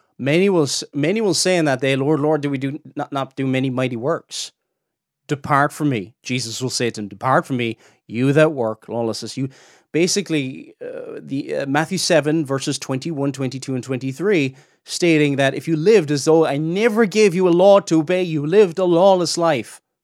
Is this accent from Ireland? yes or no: yes; Cork, Munster, Ireland; accent: Cork; my Cork accent comes out sometimes here.